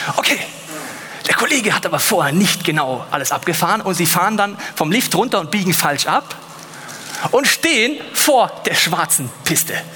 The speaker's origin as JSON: {"language": "German", "town": "Munich", "region": "Bavaria", "country": "Germany", "said": "Ich bin aus München"}